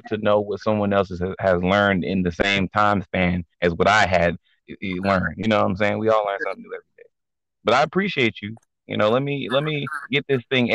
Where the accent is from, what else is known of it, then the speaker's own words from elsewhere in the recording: Nigeria; I'm Nigerian